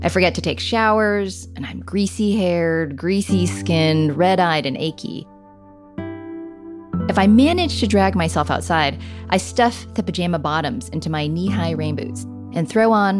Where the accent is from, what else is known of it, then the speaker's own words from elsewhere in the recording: California, United States; I grew up here in California, learning in elementary school